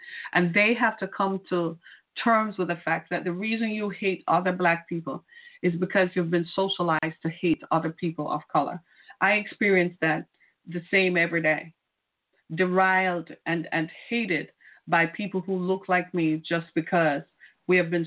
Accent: Jamaica; now in United States; I'm from Jamaica.

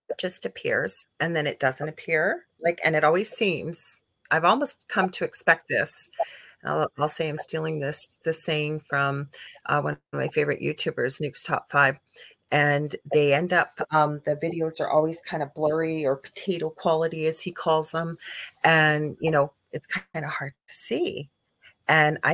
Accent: Canada; I am a Canadian clairvoyant medium

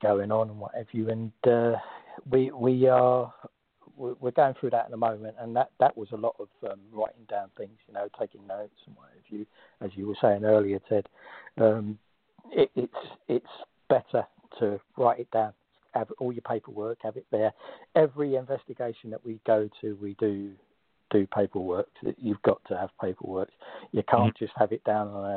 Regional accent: London, United Kingdom; I'm from South East London. I moved to South East London when I was a kid, close to where I live, there's a place called Blackheath.

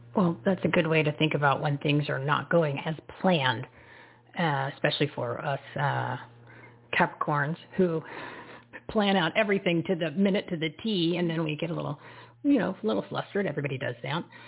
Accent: New Jersey, United States; I'm from New Jersey

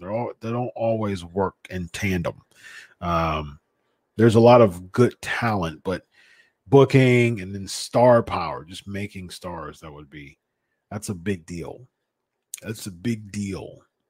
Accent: North Dakota, United States; Brock wrestled at Bismarck State College way back in the day in my home state of North Dakota.

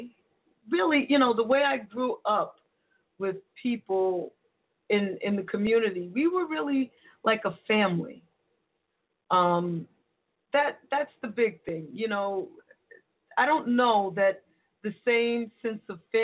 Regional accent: New York City, New York, United States; moved away; my hometown of the Bronx, New York

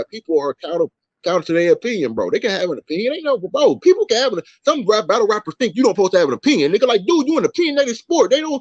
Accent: Milwaukee, Wisconsin, United States; I'm from little old Milwaukee

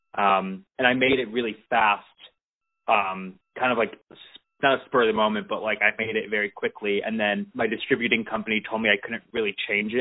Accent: Detroit, Michigan, United States; I'm originally from Detroit

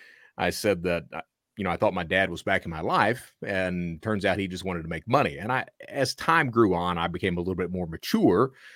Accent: Hazard, Kentucky, United States; I'm from Hazard.

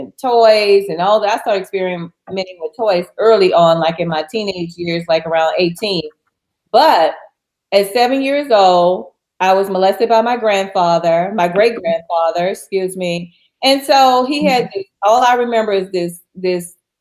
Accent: New Orleans, Louisiana, United States; the streets of my hometown in New Orleans

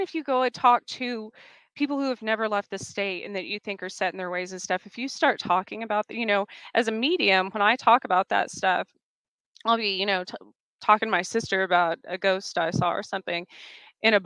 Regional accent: New Mexico, United States; also born or lived in New York / the South; now in Kansas, United States; I grew up in New Mexico

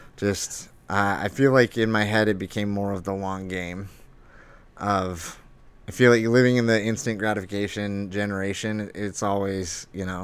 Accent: Lake Havasu City, Arizona, United States; also born or lived in Flagstaff, Arizona; now in Phoenix, United States; I'm from Arizona, born and raised. I'm from Lake Havasu.

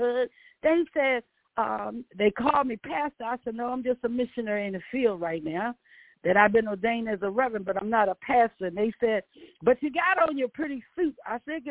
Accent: Virginia, United States; accent: country; moved away; also born or lived in Baltimore; I have my own dialect. I said, I'm from Virginia.

